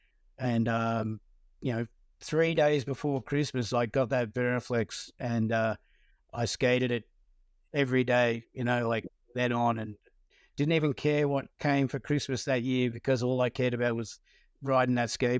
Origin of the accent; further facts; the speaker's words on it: Hoppers Crossing, Victoria, Australia; also born or lived in Werribee; I was born in Werribee in Victoria and raised in Hoppers Crossing